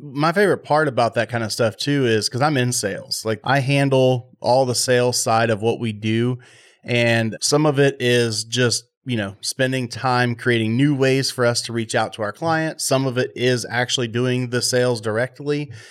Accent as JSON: {"language": "English", "region": "Texas", "country": "United States", "said": "I'm from Texas"}